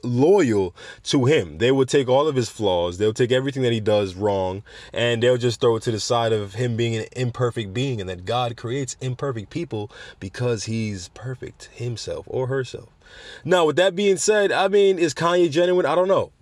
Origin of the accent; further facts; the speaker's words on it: Jamaica; going to my home country of Jamaica